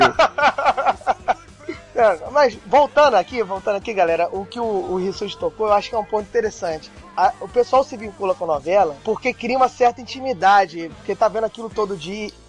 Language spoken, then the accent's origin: Portuguese; Brazil; nós somos brasileiros